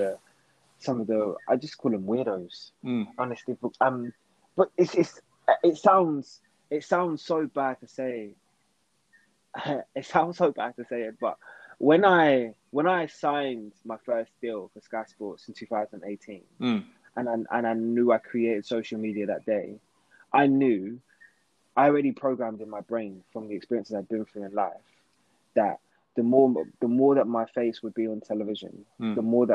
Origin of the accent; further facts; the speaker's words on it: London, United Kingdom; I come from Enfield